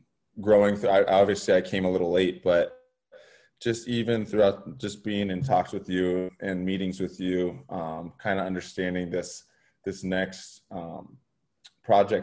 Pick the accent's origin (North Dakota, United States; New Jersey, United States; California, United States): California, United States; moved away as an adult; also born or lived in Denver; born and raised in California.